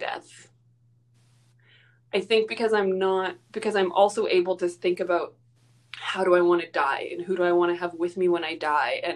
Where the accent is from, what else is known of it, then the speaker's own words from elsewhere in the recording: Alberta, Canada; I'm from Alberta